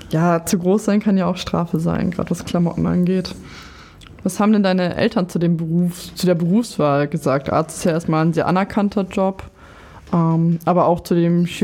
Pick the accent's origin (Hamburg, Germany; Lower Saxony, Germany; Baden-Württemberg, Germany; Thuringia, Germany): Lower Saxony, Germany; So, ich komme aus Niedersachsen, wie ich bereits erwähnt hatte